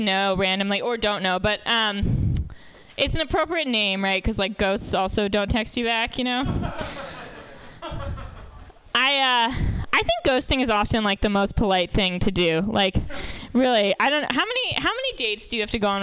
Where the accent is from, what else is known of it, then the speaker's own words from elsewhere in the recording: New York, United States; moved away; I'm from New York originally